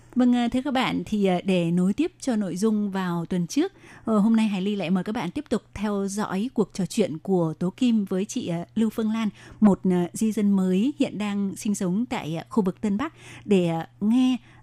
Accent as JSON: {"language": "Vietnamese", "country": "Vietnam", "said": "người Việt mình"}